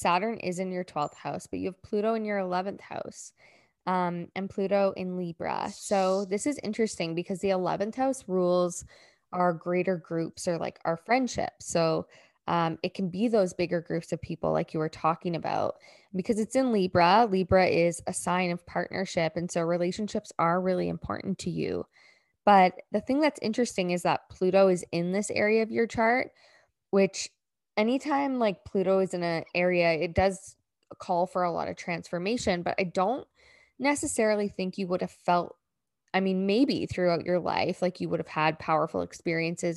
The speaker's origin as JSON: {"language": "English", "region": "Ontario", "country": "Canada", "moved": "as an adult", "said": "I used to live in Ontario. I'm from Ontario, and I moved in 2013."}